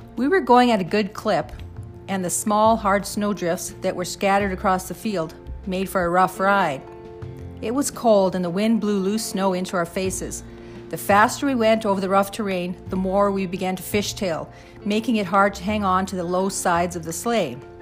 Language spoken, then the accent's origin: English; Saskatchewan prairie, Canada; As kids growing up on the Saskatchewan prairie in the 60s and 70s